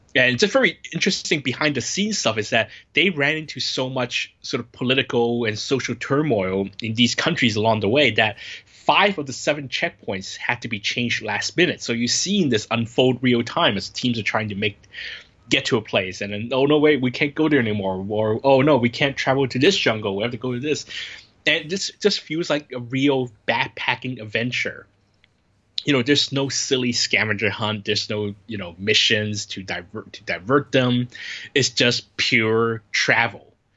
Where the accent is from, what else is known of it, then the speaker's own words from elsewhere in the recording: United States; moved away as an adult; now in Hong Kong; I'm qualified as an Asian person, an American person in Asia, or as Asian American